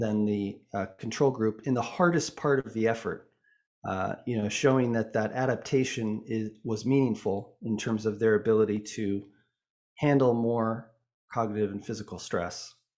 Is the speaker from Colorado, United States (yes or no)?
yes; Boulder, Colorado, United States; also born or lived in Vancouver, British Columbia, Canada; I was born in Vancouver, B C, um, but actually grew up in Boulder, Colorado